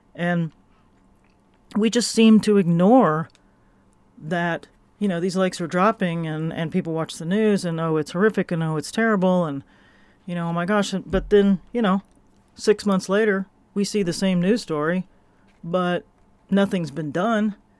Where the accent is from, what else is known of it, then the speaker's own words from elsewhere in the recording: Florida, United States; I am from Florida